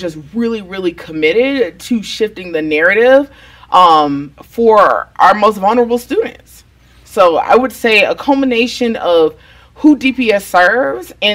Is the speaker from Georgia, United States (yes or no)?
yes; Atlanta, Georgia, United States; moved away as an adult; also born or lived in Houston, Texas; now in Denver, United States; originally I'm from Atlanta, Georgia.